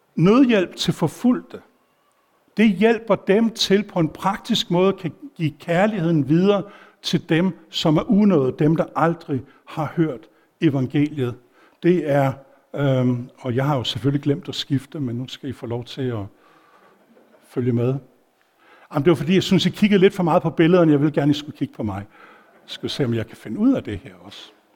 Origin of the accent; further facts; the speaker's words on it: Denmark; jeg var dansker